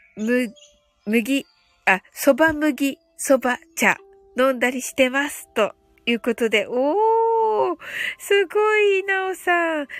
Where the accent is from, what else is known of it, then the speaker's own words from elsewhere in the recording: Kyushu, Japan; 九州人なんでね